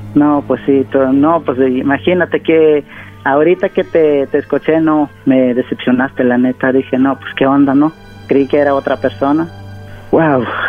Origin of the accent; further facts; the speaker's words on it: Oaxaca, Mexico; yo soy de, de Oaxaca